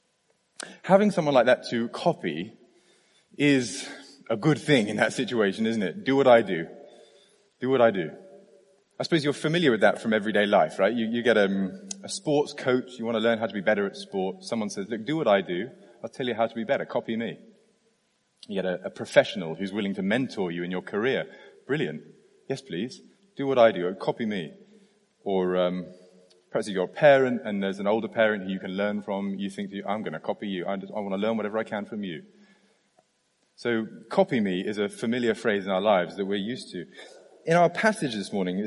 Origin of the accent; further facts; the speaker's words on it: United Kingdom; I'm British